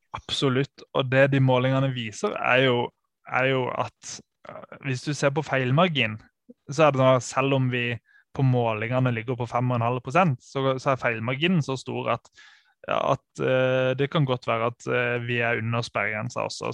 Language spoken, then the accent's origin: Norwegian; Sørlandet, Norway; Jeg er jo fra Sørlandet